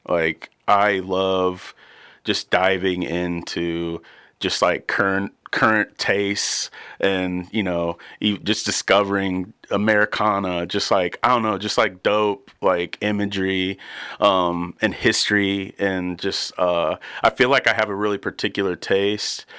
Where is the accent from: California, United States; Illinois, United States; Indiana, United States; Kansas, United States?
Indiana, United States; Warsaw; also born or lived in Muncie, Indiana; I grew up in, in Warsaw